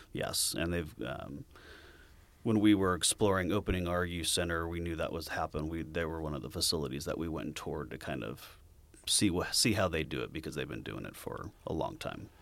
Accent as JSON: {"language": "English", "town": "Sacramento", "region": "California", "country": "United States", "tie": "born or raised there", "also_born_or_lived": "Placerville, California", "said": "I grew up in Sacramento"}